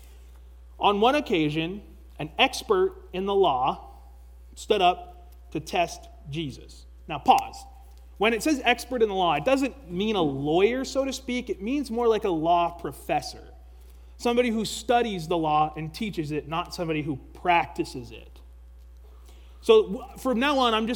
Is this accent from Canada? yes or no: yes; Canada; as a Canadian